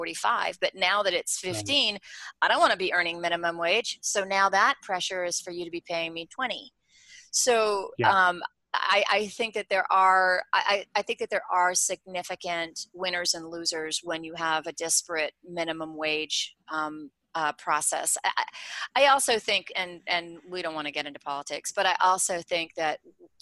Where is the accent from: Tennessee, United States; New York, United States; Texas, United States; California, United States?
New York, United States; New York City; I'm from New York City